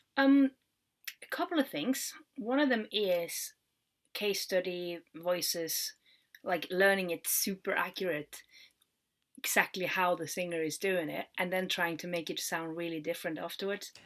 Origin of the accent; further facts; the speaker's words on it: Norway; moved away; we do kind of like an international baccalaureate in Norway